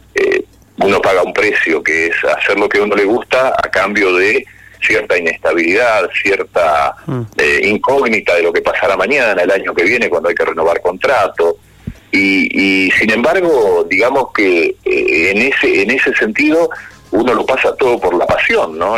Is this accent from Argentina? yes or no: yes; Florentino Ameghino, Buenos Aires Province, Argentina; moved away; en mi pueblo, un pueblo chico de, de en ese momento 5.000, 6.000 habitantes, ahora tendrá 11.000, se llama Florentino Ameguino, como parecido al que está ahí en, Chubut, pero en este caso provincia de Buenos Aires